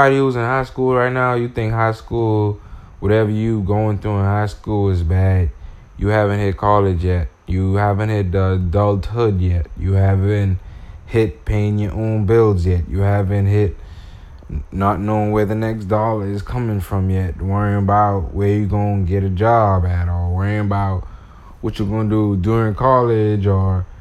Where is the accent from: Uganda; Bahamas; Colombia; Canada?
Bahamas; I'm from the Bahamas